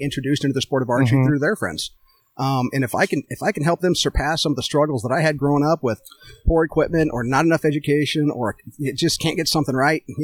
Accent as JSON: {"language": "English", "region": "Nebraska", "country": "United States", "moved": "yes", "lives_now": "Wisconsin, United States", "said": "Originally, I'm from Nebraska."}